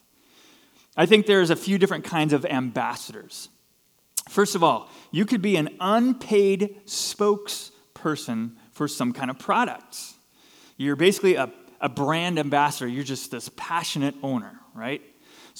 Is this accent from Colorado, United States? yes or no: no; Southern California, United States; Here's this kid growing up in SoCal.